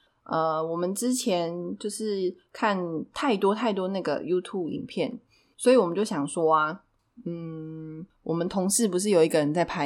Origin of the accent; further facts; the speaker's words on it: Taichung, Taiwan; now in Taipei, Taiwan; 然后就是因为我来台北，就是我是台中人嘛，我来台北大概也五六年有了吧。